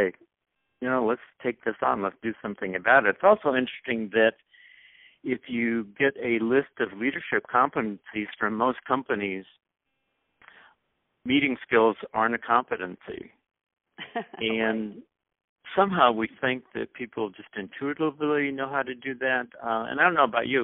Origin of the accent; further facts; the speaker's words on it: South Dakota, United States; also born or lived in St. Louis, Missouri; now in Minneapolis, United States; I was born and raised in South Dakota